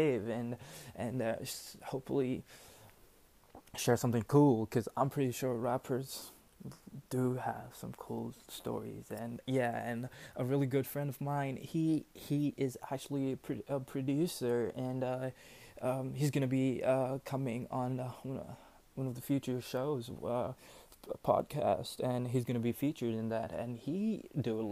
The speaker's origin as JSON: {"language": "English", "town": "New Delhi", "region": "Delhi", "country": "India", "said": "I'm from India, New Delhi"}